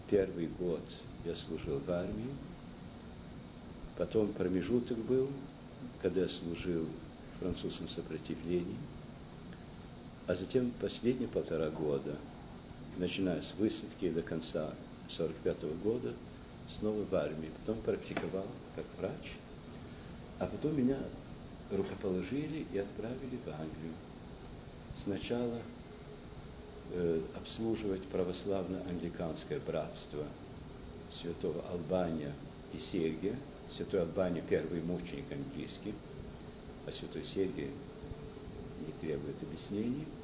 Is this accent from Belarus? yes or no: no; Lausanne, Vaud, Switzerland; born there; also born or lived in Moscow; И в результате этого я родился в Лозанне, в Швейцарии. Оттуда мы уже в июне-июле месяце вернулись в Россию, прожили недолго в Москве, где ну, вся семья мос э, московская была.